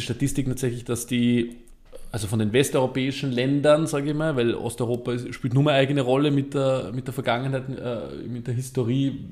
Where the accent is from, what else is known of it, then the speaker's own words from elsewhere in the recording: Vöcklabruck, Upper Austria, Austria; ich komme ja aus Vöcklerbruck, das ist im Süden von Oberösterreich